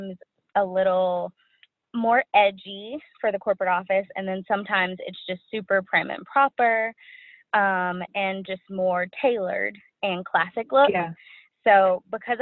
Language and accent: English; Dallas, Texas, United States; I'm from Dallas.